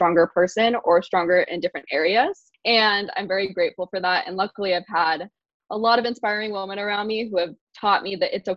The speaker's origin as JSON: {"language": "English", "town": "Boise", "region": "Idaho", "country": "United States", "tie": "born or raised there", "said": "I'm in Boise. I grew up here"}